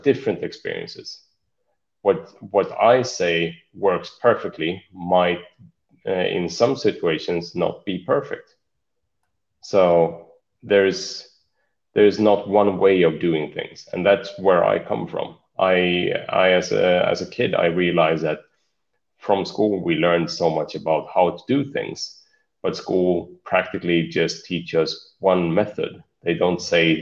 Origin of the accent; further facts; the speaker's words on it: Sweden; now in Spain; I'm from Sweden, but now living in Spain